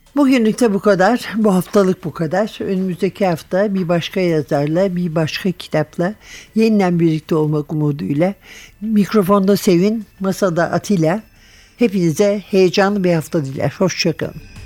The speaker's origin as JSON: {"language": "Turkish", "region": "Istanbul", "country": "Turkey", "said": "ben İstanbulluyum."}